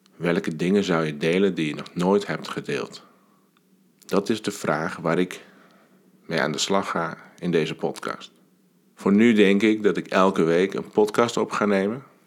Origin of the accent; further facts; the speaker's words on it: Alkmaar, North Holland, Netherlands; 40 jaar geleden ben ik geboren. Ik kwam op deze wereld in het ziekenhuis van Alkmaar.